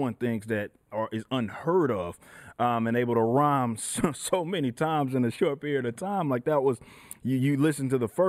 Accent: Dallas, Texas, United States; Yeah, so I grew up in Dallas, Texas.

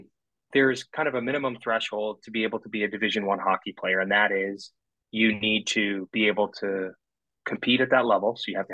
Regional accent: Midwest, United States; Remember, I'm a boy from the Midwest, so going to school out east was never on my mind.

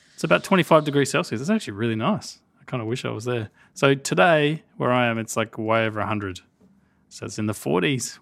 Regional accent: Australia

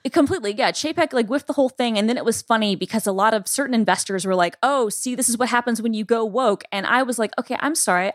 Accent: Georgia, United States; Georgia, my home state

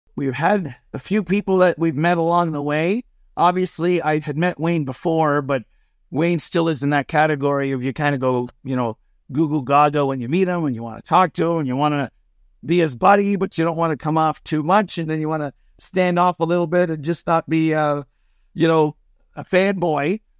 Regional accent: Canada

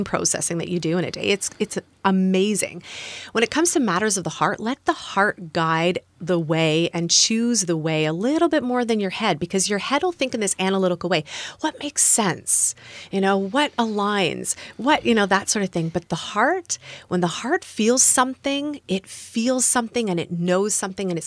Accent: Canada; moved away as an adult; also born or lived in United States; I'm from Canada, temporarily living in the US.

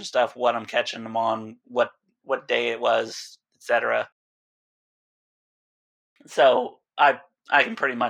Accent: East Coast, United States; now in Alaska, United States; growing up on the East Coast

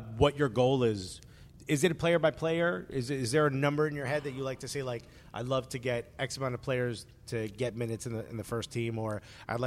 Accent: Newark, New Jersey, United States; I'm born and raised in Newark

